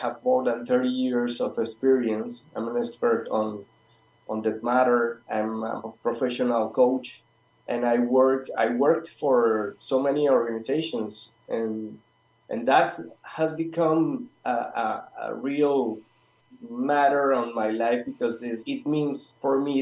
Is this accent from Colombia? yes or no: yes; Colombia; now in Patagonia, Argentina; I'm pretty far from all of you, and I'm from Colombia